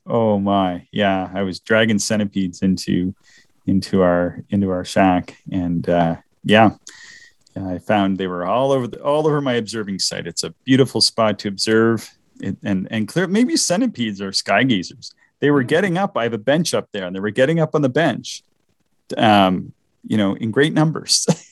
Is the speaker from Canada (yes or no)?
yes; the Maritimes, Canada; accent: maritime; my maritime accent